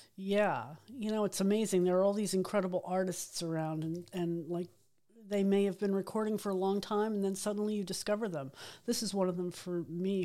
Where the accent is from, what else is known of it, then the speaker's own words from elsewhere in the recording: New York, United States; I grew up on New York radio